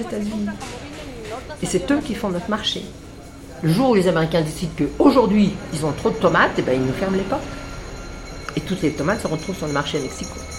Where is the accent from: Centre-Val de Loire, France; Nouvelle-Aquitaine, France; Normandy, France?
Normandy, France; moi, je suis normande